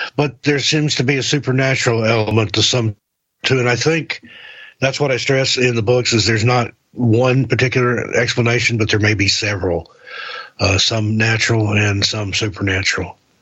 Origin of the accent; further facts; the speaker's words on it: East Tennessee, United States; now in Portland, United States; I'm originally from East Tennessee, and anywhere I've ever traveled, once they found out I was from Tennessee